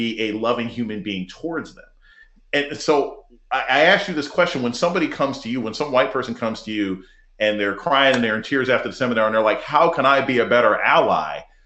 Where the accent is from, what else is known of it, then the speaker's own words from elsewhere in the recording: United States; I was raised in America